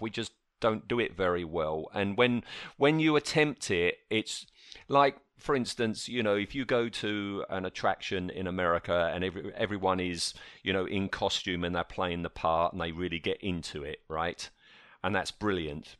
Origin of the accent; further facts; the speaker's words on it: United Kingdom; We're British